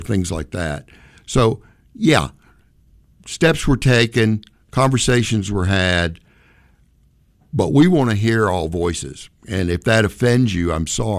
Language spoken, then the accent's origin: English; the South, United States; moved away; also born or lived in upstate New York; I grew up in the South.